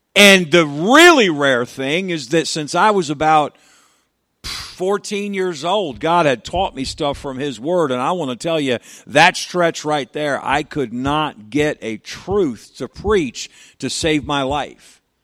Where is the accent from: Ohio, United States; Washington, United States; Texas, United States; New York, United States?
New York, United States; I'm a New Yorker. I live in New York